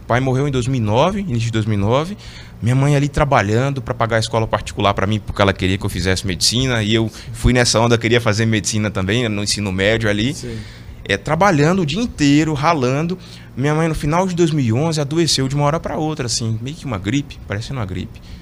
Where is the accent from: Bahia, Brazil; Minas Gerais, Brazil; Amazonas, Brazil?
Minas Gerais, Brazil; Teófilo Otoni; moved away; sou é natural de Teofilotone, Minas Gerais